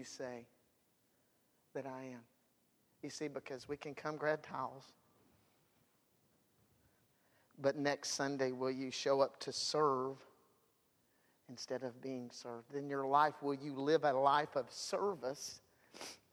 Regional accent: United States; I'm all American. I believe in America. I am one

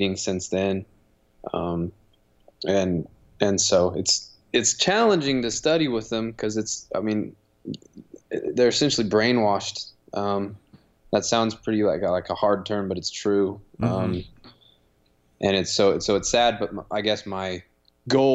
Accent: Logan, Utah, United States; I'm from Logan, Utah, all the way out in Utah, Rocky Mountains

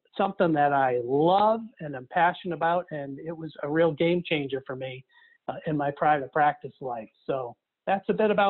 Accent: Nashua, New Hampshire, United States; also born or lived in Wolfeboro, New Hampshire; my hometown dentist back in Nashville, New Hampshire.

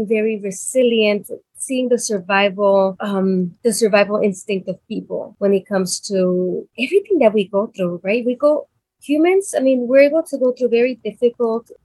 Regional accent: Chicago, Illinois, United States; also born or lived in Mexico; I grew up in Little Village

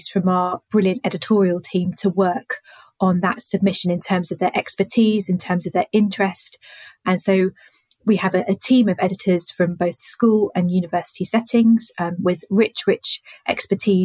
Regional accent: London, United Kingdom; I grew up in London

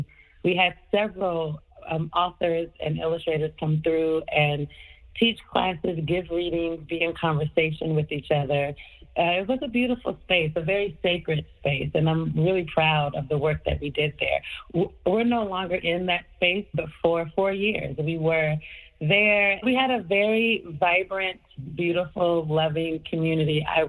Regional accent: Portland, Oregon, United States; now in New York, United States; I grew up in Portland, Oregon, but I had lived in Harlem for years

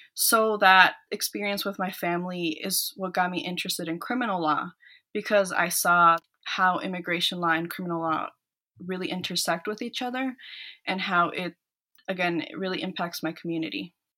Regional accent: Minnesota, United States; born or raised there; also born or lived in El Salvador

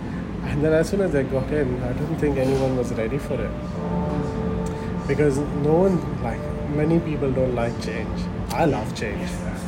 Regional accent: Dubai, United Arab Emirates; Growing up, I grew up in Dubai. We used to go India only once a year during like school summer holidays.

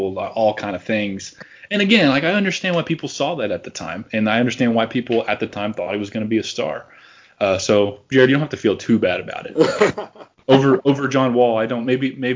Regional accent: Tennessee, United States; also born or lived in Columbus, Ohio; I'm from Tennessee my whole life

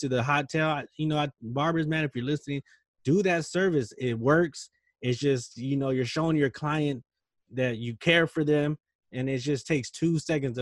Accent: Stockton, California, United States; I'm from Stockton, you know, I'm from the hood.

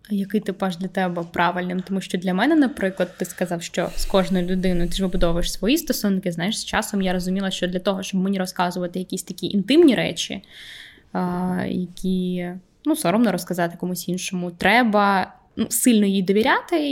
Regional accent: Vinnytsia, Vinnytsia Oblast, Ukraine; moved away; приїжджаємо там, до Вінниці, до мого рідного міста

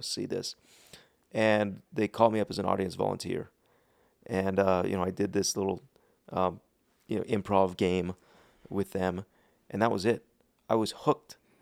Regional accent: Park City, Utah, United States; also born or lived in Salt Lake City, Utah / South Jordan, Utah / Riverton, Utah / Dallas, Texas; I grew up in Park City.

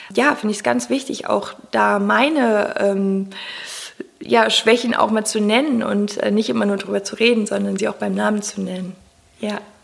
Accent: Cologne, North Rhine-Westphalia, Germany; ich komme aus Köln

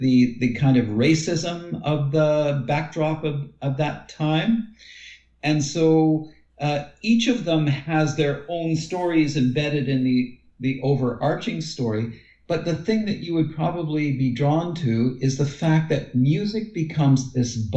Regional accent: Windsor, Ontario, Canada; also born or lived in Toronto, Canada; now in Guelph, Canada; the area that I grew up in the Windsor, Detroit area.

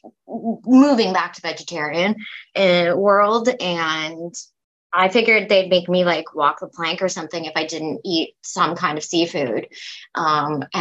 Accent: Stratford, Ontario, Canada; now in Prince Edward Island, Canada; I'm from Stratford, Ontario.

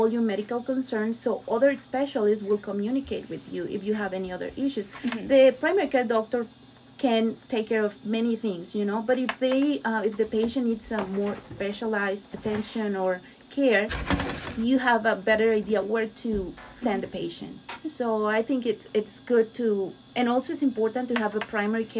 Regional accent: Mexico; moved away as an adult; also born or lived in Miami Beach, Florida; now in United States; I'm Mexican. So I was born and raised in Mexico

